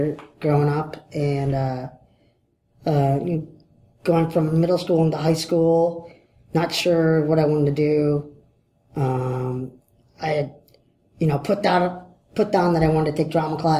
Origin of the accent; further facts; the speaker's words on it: Detroit, Michigan, United States; I'm from Detroit